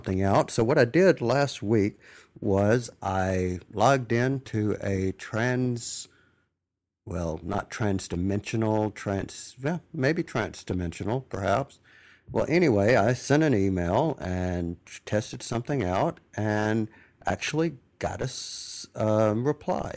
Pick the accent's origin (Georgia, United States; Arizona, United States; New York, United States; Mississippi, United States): Mississippi, United States; accent: southern drawl; I'm from Mississippi